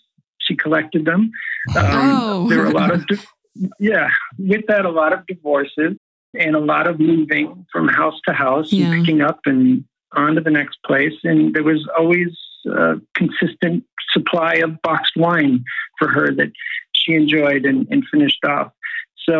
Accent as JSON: {"language": "English", "town": "Mayfield", "region": "Ohio", "country": "United States", "tie": "born or raised there", "moved": "yes", "lives_now": "Southern California, United States", "said": "I grew up in small town Ohio, a place called Mayfield on the east side of Cleveland"}